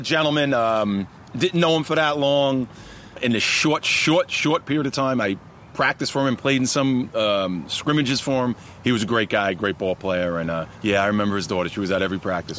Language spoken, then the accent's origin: English; Elmont, New York, United States; also born or lived in Woodside, Queens, New York; Born in Woodside, Woodside, Queens. Came out to Elmont, Long Island, uh, home of the Spartans first, second grade